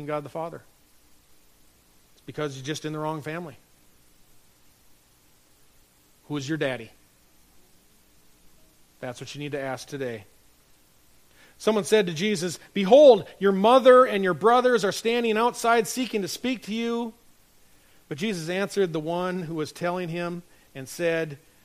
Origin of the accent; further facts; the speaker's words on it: North Dakota, United States; moved away; my hometown up in North Dakota